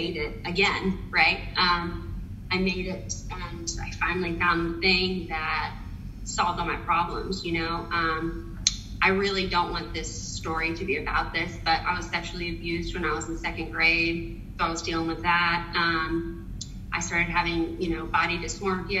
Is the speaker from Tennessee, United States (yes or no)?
yes; Nashville, Tennessee, United States; accent: Southern; now in New York City, United States; I'm from Nashville, Tennessee, so you may hear a little Southern accent poking through sometimes.